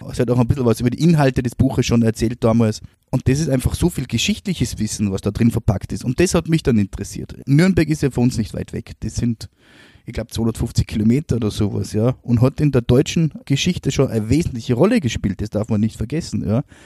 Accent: Austria; bei uns in Österreich

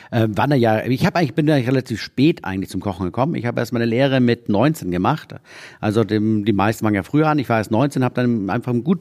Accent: Neumarkt in der Oberpfalz, Bavaria, Germany; Ich bin gebürtiger Oberpfälzer. Kommst du aus Neumarkt? Ich komme aus Neumarkt.

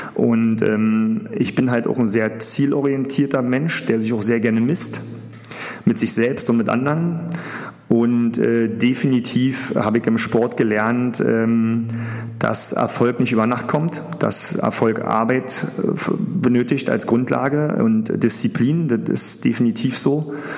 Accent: Berlin, Germany; ich äh, aus Berlin komme, beziehungsweise aus dem Rand Berlin, wo ich auch aufgewachsen bin

